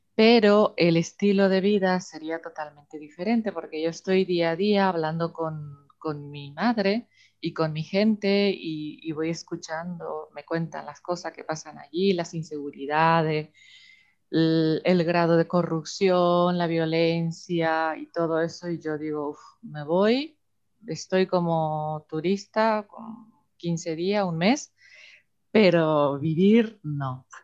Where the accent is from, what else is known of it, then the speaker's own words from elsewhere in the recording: Paraguay; moved away; yo soy de Paraguay